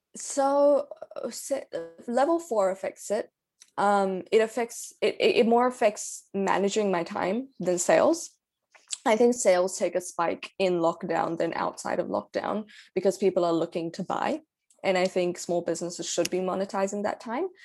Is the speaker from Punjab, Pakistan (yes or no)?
no; Karachi, Sindh, Pakistan; now in New Zealand; I'm from Pakistan, I'm from Karachi